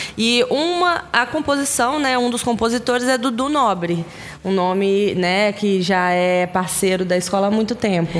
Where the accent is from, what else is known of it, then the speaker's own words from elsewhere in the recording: Minas Gerais, Brazil; moved away as an adult; now in Espírito Santo, Brazil; eu sou mineira